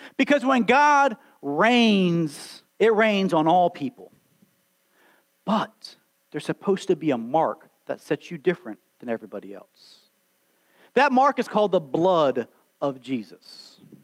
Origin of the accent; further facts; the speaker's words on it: Alabama, United States; I was born and raised here in Alabama, slap out Alabama